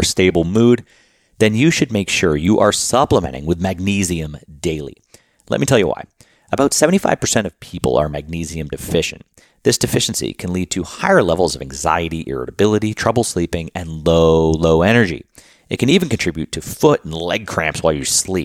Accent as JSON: {"language": "English", "town": "Boston", "region": "Massachusetts", "country": "United States", "tie": "born or raised there", "moved": "as an adult", "lives_now": "Luxembourg", "said": "I grew up in Boston"}